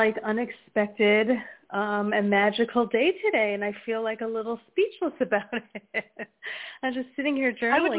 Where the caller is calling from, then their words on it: New Jersey, United States; Hi. It's … from New Jersey.